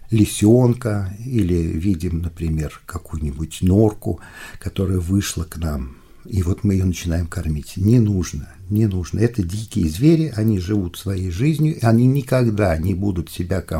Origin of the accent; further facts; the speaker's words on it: Volga region, Russia; Но, ну, например, я вырос на Волге, я прекрасно помню свое детство